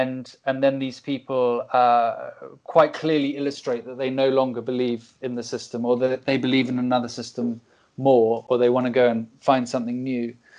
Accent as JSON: {"language": "English", "country": "Cuba", "tie": "born or raised there", "said": "I think, you know, growing up in Cuba is a constant process of opening your eyes more and more"}